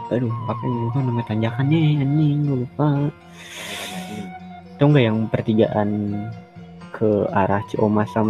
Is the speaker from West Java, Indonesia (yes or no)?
yes; Bogor, West Java, Indonesia; Tapi ya gue kan gue sebagai orang Bogor yang dari dari literally 2001 di Bogor gak kemana-mana